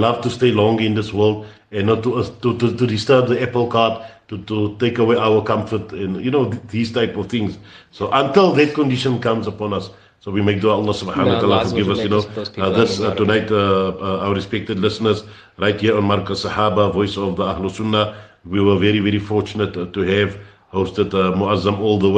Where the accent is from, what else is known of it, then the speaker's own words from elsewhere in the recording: Cape Town, Western Cape, South Africa; I come from Cape Town, which is considered a militant place